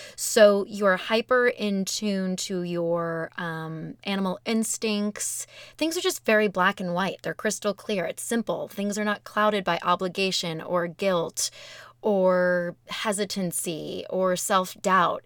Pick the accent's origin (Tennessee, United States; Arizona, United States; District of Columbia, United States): Arizona, United States; growing up in Arizona